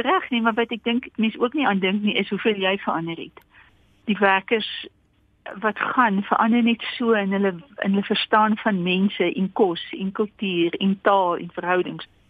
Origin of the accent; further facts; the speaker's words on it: Karoo, South Africa; now in Pretoria, South Africa; ek het in Karoo groot geword